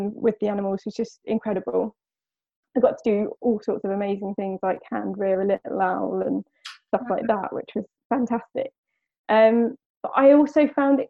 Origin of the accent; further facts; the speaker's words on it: West Sussex, South East England, United Kingdom; I am born and raised in West Sussex